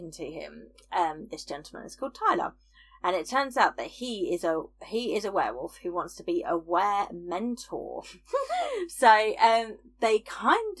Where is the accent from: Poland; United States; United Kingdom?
United Kingdom; I'm British